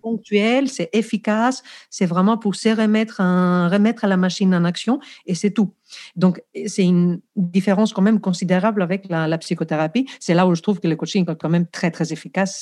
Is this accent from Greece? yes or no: yes; Greece; accent: Greek; French is a second language; moved away; je suis grec, je pense que vous l'avez compris déjà par mon accent